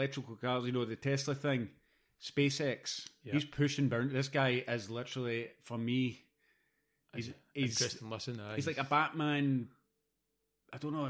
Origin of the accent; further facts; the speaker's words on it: Scotland, United Kingdom; I'm a Scottish Greek in Claybank